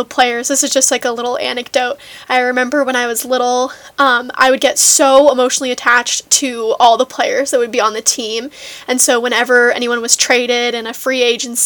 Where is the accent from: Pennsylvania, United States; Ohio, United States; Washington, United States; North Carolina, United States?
Washington, United States; Seattle; I was born and raised in Seattle, Washington